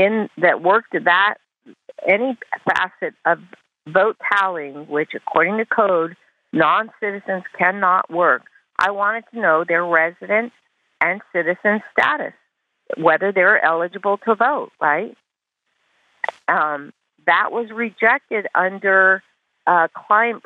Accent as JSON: {"language": "English", "country": "Taiwan", "tie": "born or raised there", "moved": "yes", "lives_now": "California, United States", "said": "I speak Chinese. I grew up in Taiwan"}